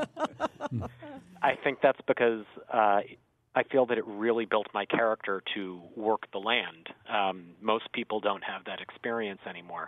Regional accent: Windsor, Connecticut, United States; also born or lived in West Hartford; I grew up in Windsor, and I worked the tobacco fields

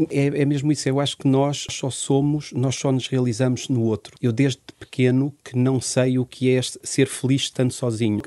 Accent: Portugal; also born or lived in Angola; nasci em Angola em 73 e com dois anos vim com toda a minha família para Portugal

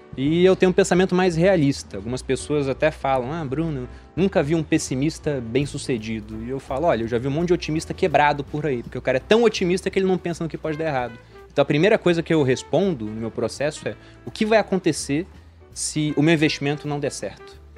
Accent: Rio de Janeiro, Brazil; moved away as an adult; also born or lived in Jundiaí; eu sou do Rio de Janeiro

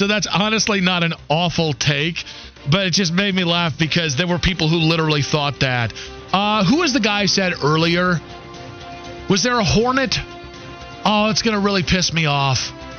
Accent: Cleveland, Ohio, United States; now in Charlotte, United States; growing up in Cleveland

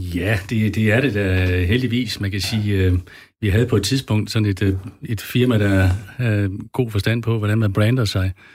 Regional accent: West Jutland, Central Denmark Region, Denmark; jeg er opvokset ude i Vestjylland, helt øh, ude ved Vesterhavet, mellem øh, Ringkøben Fjord og, og Vesterhavet

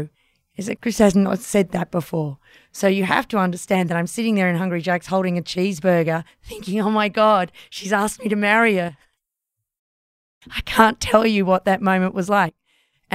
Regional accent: Australia; That meant leaving Australia.

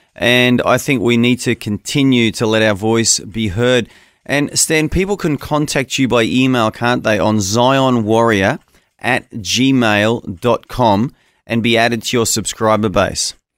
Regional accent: Australia; As an Australian

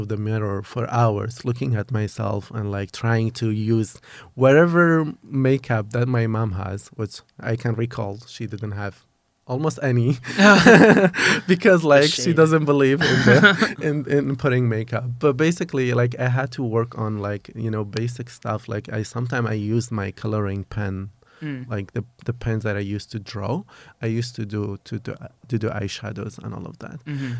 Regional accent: Kurdistan Region, Iraq; English is a second language; I am 33 years old. I am originally from Kurdistan, from a very small town of Kurdistan. I grew up in a quite very conservative / religious family, but just like, you know, very common a traditional family in Kurdistan.

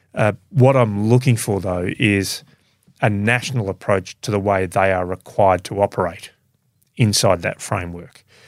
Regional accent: Melbourne, Victoria, Australia; I grew up in a suburb of Melbourne.

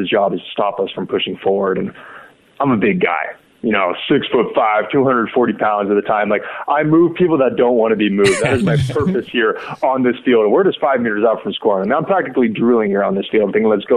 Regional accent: Sacramento, California, United States; I'm from Sacramento, California

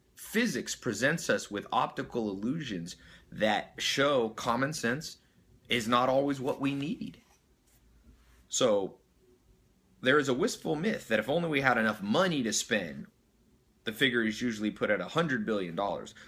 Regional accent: Long Beach, California, United States; I was born in Long Beach.

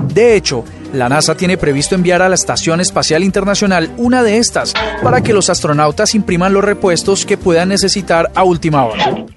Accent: Colombia; somos los colombianos

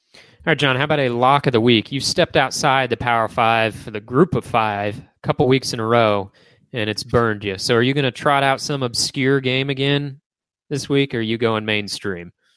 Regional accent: Illinois, United States; moved away; my home state, Illinois

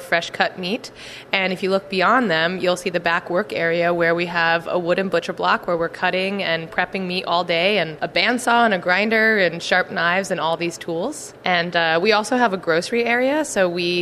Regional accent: New Jersey, United States; moved away as an adult; also born or lived in New York / central Pennsylvania / California; now in Philadelphia, United States; Originally, I'm from New Jersey

